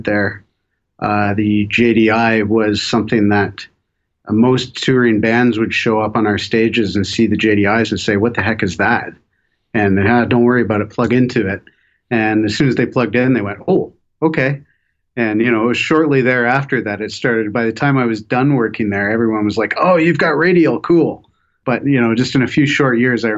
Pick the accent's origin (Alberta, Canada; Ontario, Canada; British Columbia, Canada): Ontario, Canada; Toronto; moved away as an adult; now in Vancouver, Canada; I was from Toronto originally